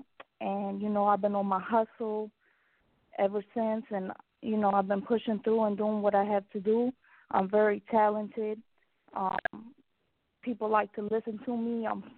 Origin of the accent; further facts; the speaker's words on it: Serbia; I'm originally from Yugoslavia. I had a really rough life.